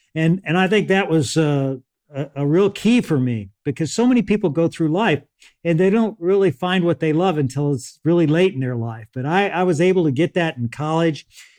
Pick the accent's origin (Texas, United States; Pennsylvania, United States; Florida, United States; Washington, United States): Texas, United States; Beeville; born there; I was born in Beeville, Texas, which is outside of San Antonio. My dad was a government surveyor.